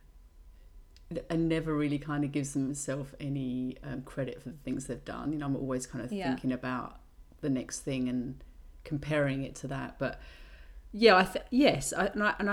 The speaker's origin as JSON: {"language": "English", "region": "England", "country": "United Kingdom", "said": "being British"}